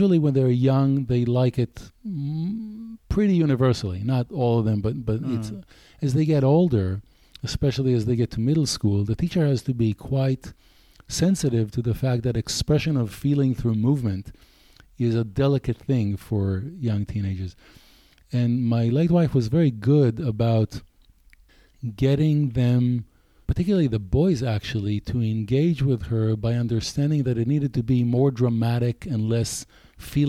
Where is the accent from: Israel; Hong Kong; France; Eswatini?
Israel; English is a second language; moved away as an adult; also born or lived in Tel Aviv / England; now in United States; I grew up a boy in Israel